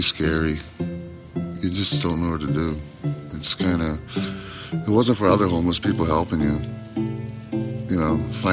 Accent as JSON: {"language": "English", "town": "St. Paul", "region": "Minnesota", "country": "United States", "tie": "born or raised there", "said": "I'm from St. Paul, Minnesota. I was born here."}